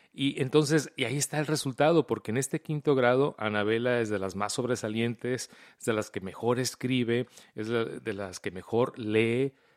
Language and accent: Spanish; Mexico; moved away; yo crecí en México